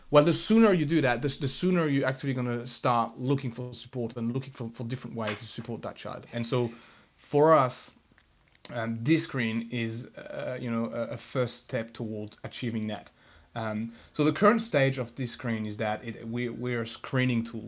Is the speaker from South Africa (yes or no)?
no; France; moved away; so I grew up in France. Uh, um, I was born and, and bred in, in France